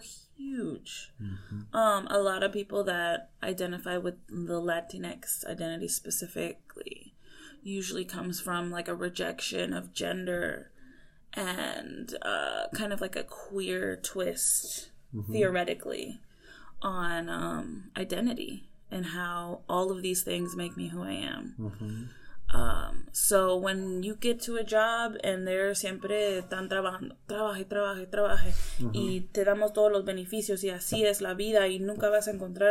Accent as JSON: {"language": "English", "region": "Michigan", "country": "United States", "tie": "born or raised there", "also_born_or_lived": "Missouri / Ohio / India", "moved": "as an adult", "lives_now": "St. Louis, United States", "said": "I was born in Missouri. Grew up in Michigan."}